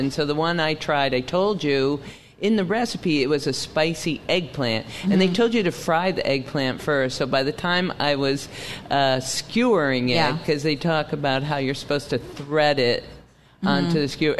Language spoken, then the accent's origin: English; United States; I grew up as an American eating kebabs.